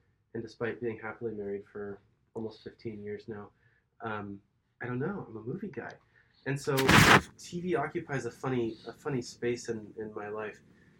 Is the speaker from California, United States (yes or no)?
yes; Silicon Valley, California, United States; moved away; having been born and raised in Silicon Valley